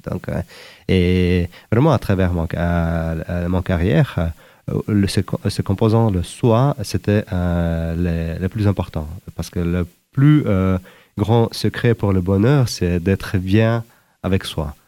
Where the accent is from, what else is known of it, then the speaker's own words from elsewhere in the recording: Uzbekistan; moved away as an adult; also born or lived in Sudan / Zimbabwe / Democratic Republic of the Congo / Algeria; originaire d'Ouzbékistan